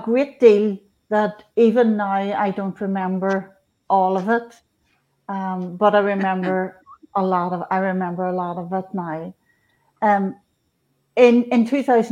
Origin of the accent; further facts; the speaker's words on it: Northern Ireland, United Kingdom; I was born in Northern Ireland. In 1965, Catholic family